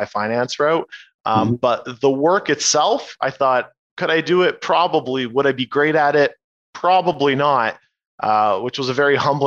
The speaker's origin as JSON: {"language": "English", "town": "Oshawa", "region": "Ontario", "country": "Canada", "tie": "born or raised there", "also_born_or_lived": "Kitchener", "lives_now": "Toronto, Canada", "said": "I was born in Oshawa. Now I've been in Toronto for a good few years"}